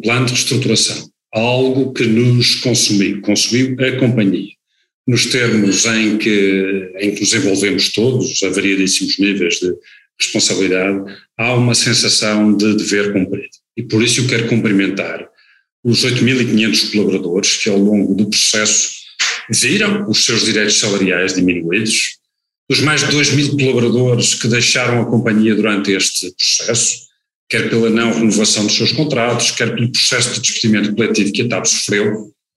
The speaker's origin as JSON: {"language": "Portuguese", "region": "Madeira", "country": "Portugal", "said": "como madeirense"}